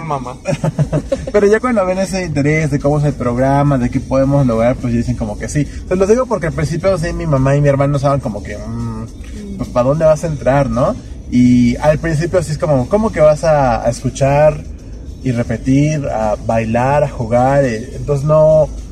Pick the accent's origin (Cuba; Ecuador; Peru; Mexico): Mexico; nosotros como, como personas, como mexicanos